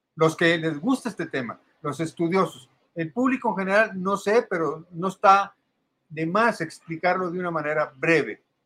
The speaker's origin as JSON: {"language": "Spanish", "country": "Mexico", "tie": "born or raised there", "said": "soy mexicano de nacimiento, pero de origen árabe eh, soy segunda generación así aquí en México"}